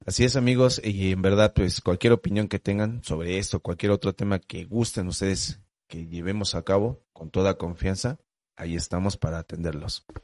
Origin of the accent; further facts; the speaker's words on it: Mexico; como todo mexicano